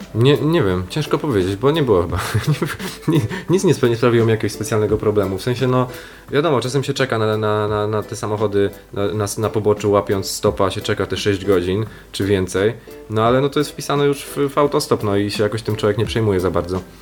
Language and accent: Polish; Poland; jestem z Polski